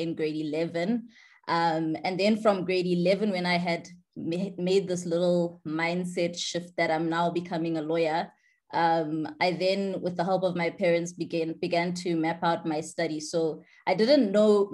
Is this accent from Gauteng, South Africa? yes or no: yes; Johannesburg, Gauteng, South Africa; a Johannesburg born and bred girl. I grew up in Joburg